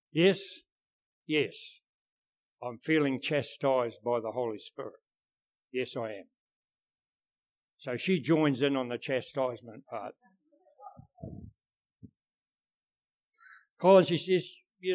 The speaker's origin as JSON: {"language": "English", "country": "New Zealand", "said": "we're from New Zealand"}